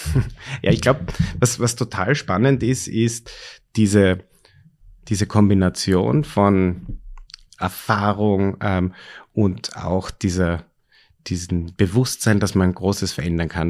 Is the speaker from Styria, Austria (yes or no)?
yes; Styria, Austria; now in Vienna, Austria; ich bin ähm, in der Steiermark aufgewachsen